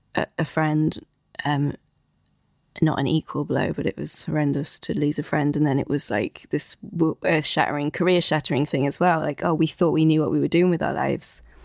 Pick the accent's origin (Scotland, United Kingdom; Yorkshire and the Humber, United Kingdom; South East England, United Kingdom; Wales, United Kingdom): Wales, United Kingdom; South West; moved away as an adult; now in London, United Kingdom; I'm originally from South West Wales, and now I've been based in London for fourteen years.